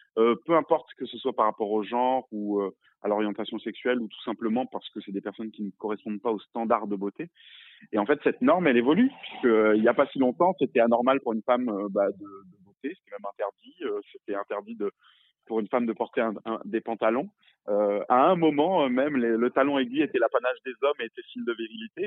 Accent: Réunion; moi j'ai grandi à La Réunion, je suis réunionnais

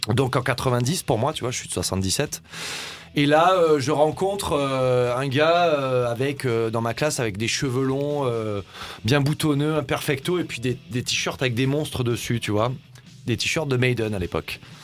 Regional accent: Var, Provence-Alpes-Côte d'Azur, France; moved away; je suis originaire de, du Var à la base.

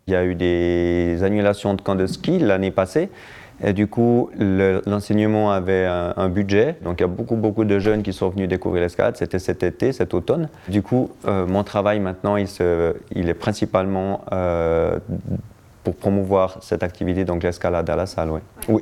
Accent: Château-d'Oex, Vaud, Switzerland; je suis né à Châteaudet et on a fait beaucoup de ski avec euh, mon père et ma mère qui est prof de ski

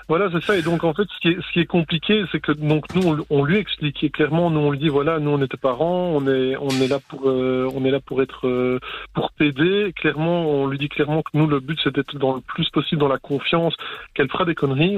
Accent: Charleroi region, Wallonia, Belgium; je viens de la région de Charleroi

